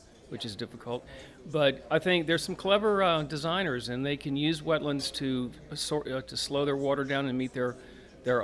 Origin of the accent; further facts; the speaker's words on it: Baton Rouge, Louisiana, United States; I grew up in Baton Rouge, in South Baton Rouge